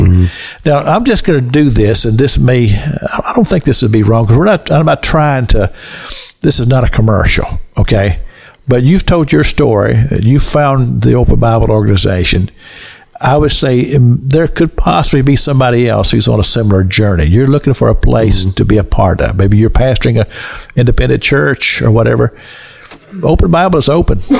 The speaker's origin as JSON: {"language": "English", "region": "Kentucky", "country": "United States", "also_born_or_lived": "Pensacola, Florida", "moved": "as an adult", "lives_now": "Tallahassee, United States", "said": "I'm from Kentucky, so I'm legit here. You know, come from the bluegrass state"}